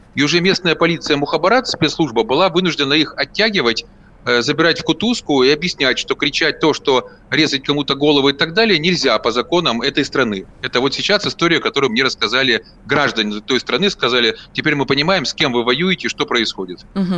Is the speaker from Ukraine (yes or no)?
yes; Zaporizhzhia, Zaporizhzhia Oblast, Ukraine; moved away; я коренной запорожец